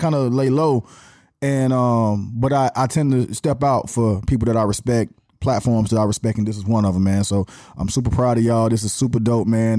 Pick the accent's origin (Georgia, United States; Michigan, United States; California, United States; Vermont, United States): Georgia, United States; Atlanta; accent: Atlanta; born and raised here, I didn't have another city to claim